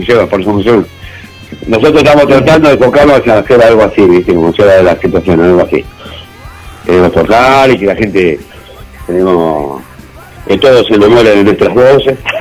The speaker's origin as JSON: {"language": "Spanish", "region": "Buenos Aires", "country": "Argentina", "said": "yo soy de Buenos Aires"}